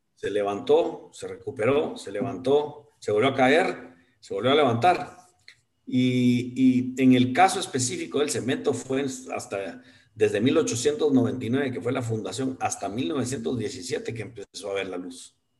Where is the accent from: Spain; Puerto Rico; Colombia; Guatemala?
Guatemala; como guatemalteco